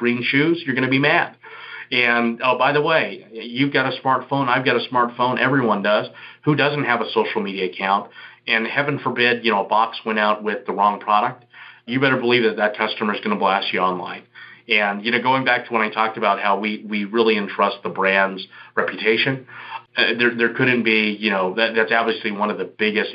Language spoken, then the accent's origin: English; Houston, Texas, United States; now in Las Vegas, United States; I'm from Houston, but I'm based in Las Vegas now.